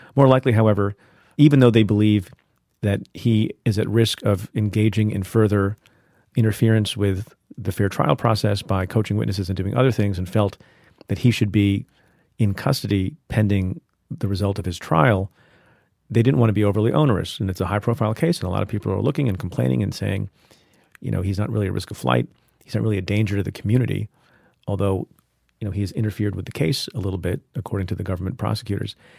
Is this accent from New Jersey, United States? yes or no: yes; New Jersey, United States; growing up in New Jersey, you know, as an Indian immigrant family